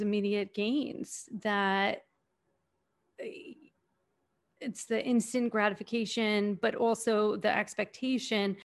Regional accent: New York, United States; I'm from New York

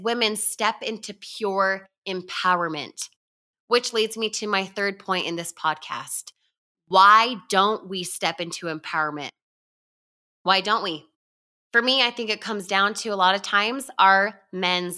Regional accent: Utah, United States; I was born and raised in Utah

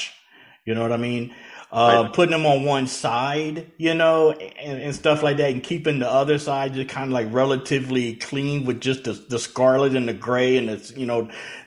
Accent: Louisiana, United States; now in Atlanta, United States; I grew up in Louisiana and live here in Atlanta

